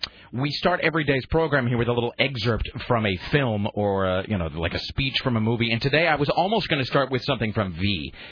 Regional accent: Pacific Northwest, United States; now in Portland, United States; I mean, I grew up in the Northwest. I spent most of my life here.

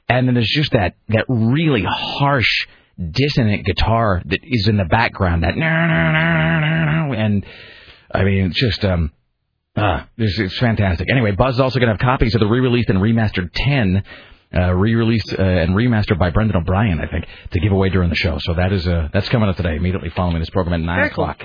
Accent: Hanford area, Washington, United States; now in Oregon, United States; That is in my hometown

